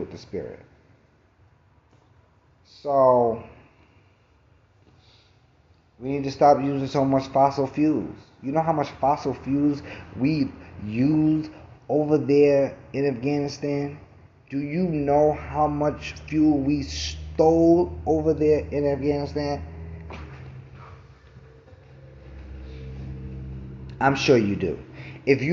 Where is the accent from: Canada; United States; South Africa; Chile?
United States; New York City, New York; I'm from Brooklyn